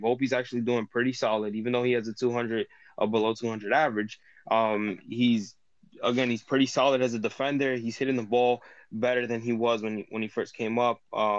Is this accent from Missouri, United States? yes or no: no; New York City, New York, United States; I'm from Queens myself. I grew up in College Point, New York.